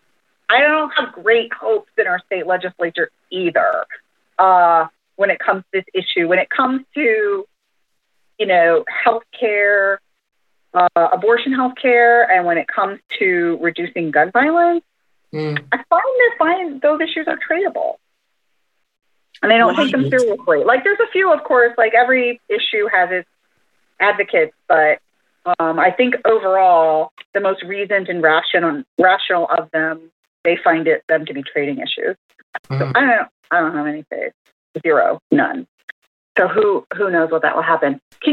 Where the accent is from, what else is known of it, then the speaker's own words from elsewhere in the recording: Papillion, Nebraska, United States; I'm from Papillion.